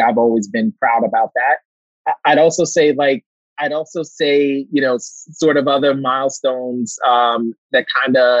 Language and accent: English; New York City, New York, United States; I'm a kid from Brooklyn.